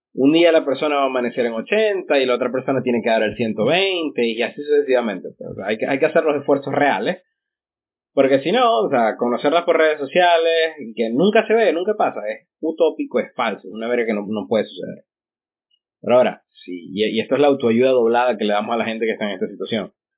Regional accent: Ciudad Ojeda, Zulia, Venezuela; also born or lived in Maracaibo; yo nací en Ojeda

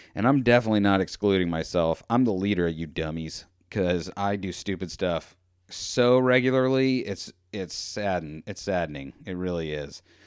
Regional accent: United States; I'm American

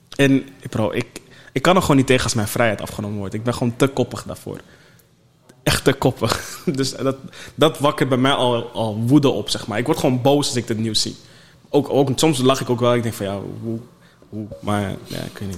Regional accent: Netherlands; als Nederlander

